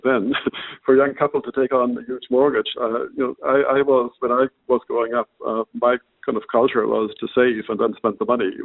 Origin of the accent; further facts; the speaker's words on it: Germany; moved away as an adult; now in Ireland; I grew up in Germany. I moved to Ireland maybe 30, 35 years ago